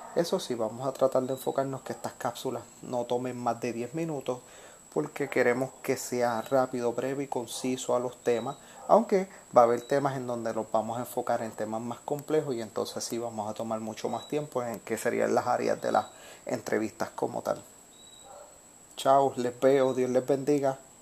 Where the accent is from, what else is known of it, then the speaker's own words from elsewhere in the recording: Puerto Rico; a mí como puertorriqueño